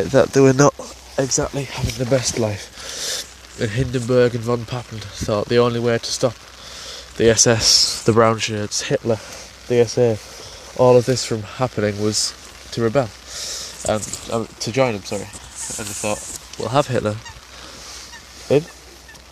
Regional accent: England, United Kingdom; I'm from England, by the way, if you can tell by the accent

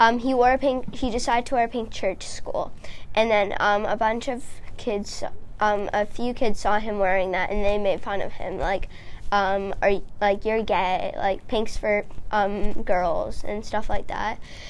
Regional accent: Nova Scotia, Canada; born there; So I was born in Nova Scotia.

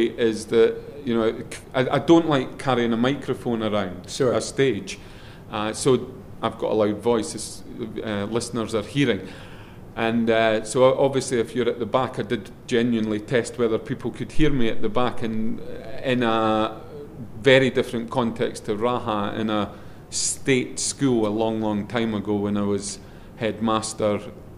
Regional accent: Scotland, United Kingdom; accent: Scottish; my Scottish accent

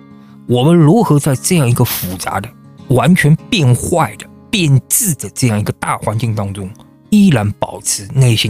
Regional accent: China; 你知道吗？我是从中国来的，对不对？

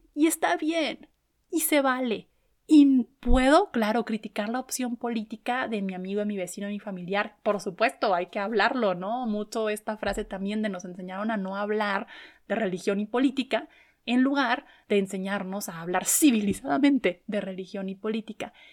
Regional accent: Chihuahua, Mexico; en el estado de donde soy, en Chihuahua

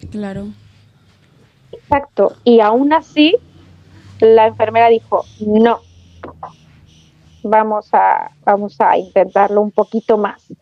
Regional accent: Chile; moved away as an adult; now in Spain; yo me vine de Chile a España y me traje mi trabajo de Chile

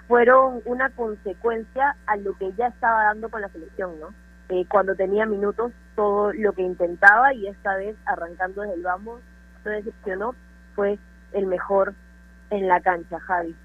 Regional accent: Peru; siendo peruana

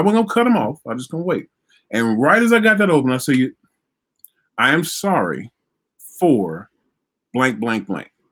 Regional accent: Vicksburg, Mississippi, United States; I grew up in Vicksburg, Mississippi.

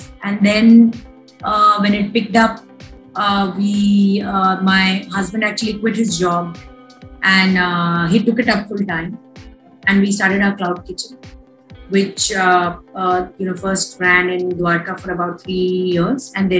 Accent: West Bengal, India; So I am from Bengal. I'm a Bengali, but my husband's from Punjab.

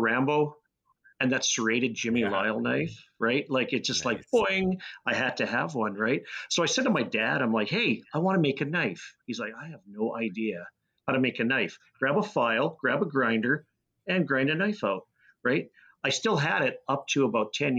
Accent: Lethbridge, Alberta, Canada; But I grew up in Lethbridge. It was a nice place to grow up

